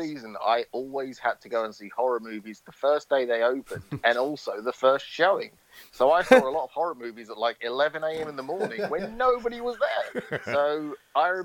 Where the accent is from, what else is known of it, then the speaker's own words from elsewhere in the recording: United Kingdom; growing up in the UK, growing up in Britain, our school system is so vastly different to the American school system.